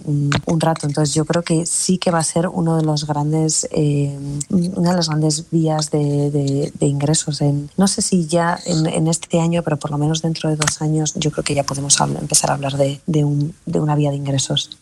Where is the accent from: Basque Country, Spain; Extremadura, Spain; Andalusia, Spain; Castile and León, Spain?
Basque Country, Spain; Soy muy vasca también, soy muy del norte